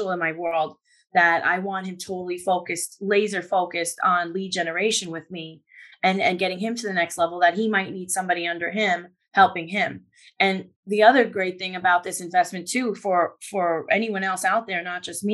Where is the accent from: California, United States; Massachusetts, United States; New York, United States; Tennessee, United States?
New York, United States; I'm a New Yorker